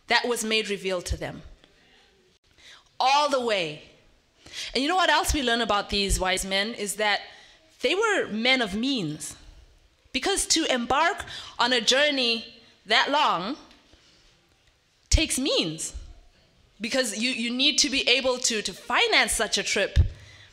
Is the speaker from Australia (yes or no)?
no; Zimbabwe; moved away; I'm from Zimbabwe